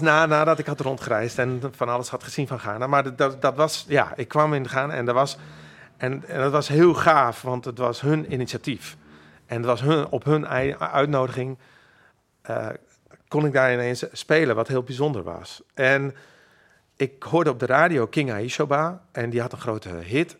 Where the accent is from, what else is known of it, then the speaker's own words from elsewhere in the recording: Makkum, Friesland, Netherlands; first language Frisian; Dutch is a second language; now in Amsterdam, Netherlands; ik ben opgegroeid in Makkam